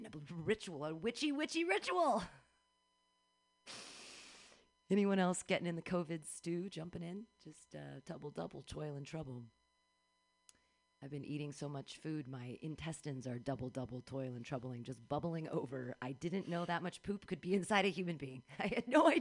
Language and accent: English; Danville, United States; I grew up in Danville